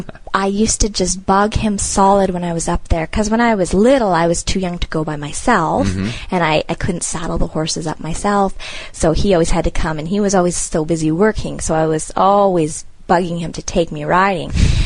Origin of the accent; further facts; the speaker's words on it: North Vancouver, British Columbia, Canada; my dad is from there, and his whole family lives there, and so he stayed. So we grew up in North Van, but always went back to visit.